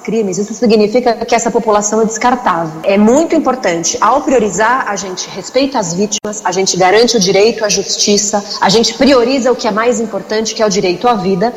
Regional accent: Brazil; No nosso país, no Brasil

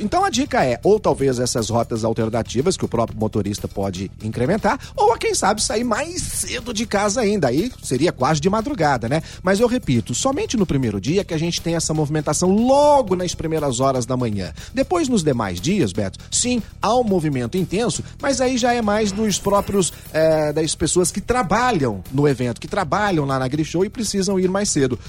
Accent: Ribeirão Preto, São Paulo, Brazil; Eu nasci na Vila Tibério.

